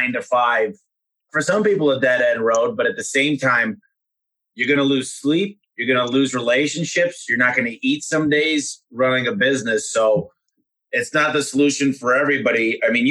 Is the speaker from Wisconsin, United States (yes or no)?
no; Sterling Heights, Michigan, United States; I grew up in Sterling Heights